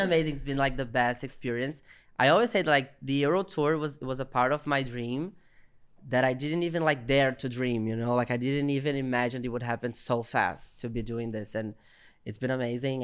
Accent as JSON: {"language": "English", "region": "Minas Gerais", "country": "Brazil", "said": "I'm a Brazilian comedian. And I'm from Minas Gerais. I'm from the countryside of Brazil"}